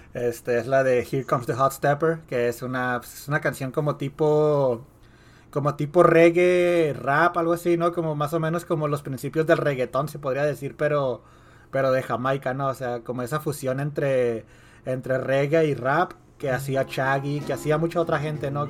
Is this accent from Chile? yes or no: no; Mexico; now in United States; creciendo allá en México